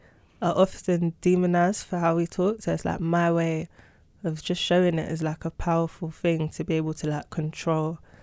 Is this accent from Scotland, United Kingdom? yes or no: no; London, United Kingdom; I was born and raised in London